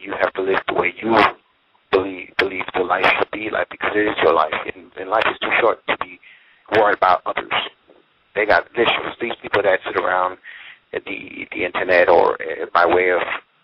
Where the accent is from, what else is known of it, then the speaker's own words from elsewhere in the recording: United States; I'm American